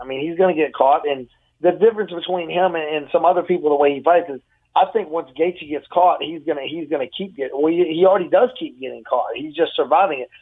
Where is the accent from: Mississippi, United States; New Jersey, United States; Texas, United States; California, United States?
Texas, United States; Fort Worth; I'm from Fort Worth